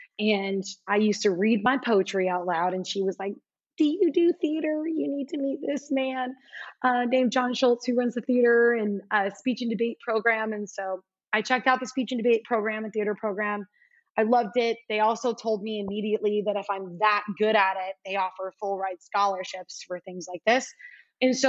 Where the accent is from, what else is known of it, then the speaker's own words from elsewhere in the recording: South Florida, United States; moved away as an adult; also born or lived in Alabama / New York City / Brazil; being from South Florida